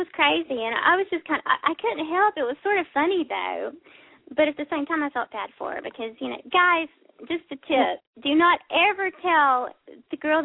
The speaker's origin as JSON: {"language": "English", "region": "South Carolina", "country": "United States", "tie": "born or raised there", "moved": "yes", "lives_now": "Texas, United States", "said": "I'm a Carolina girl. I was born and raised in South Carolina, and I'm currently living in Texas."}